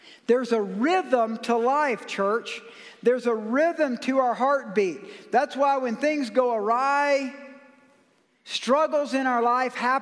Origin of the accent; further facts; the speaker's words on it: United States; I must be a Christian because I'm an American